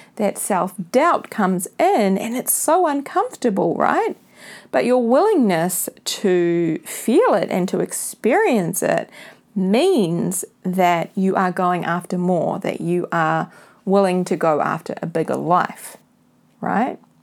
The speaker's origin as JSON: {"language": "English", "country": "New Zealand", "tie": "born or raised there", "said": "This is being recorded from my hometown, New Zealand"}